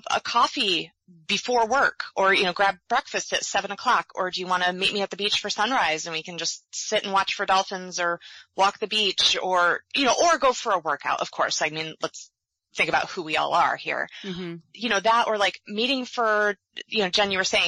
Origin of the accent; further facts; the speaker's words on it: Michigan, United States; moved away as an adult; also born or lived in Gainesville, Florida; now in Sarasota, United States; having grown up and gone to college for a couple of years in Michigan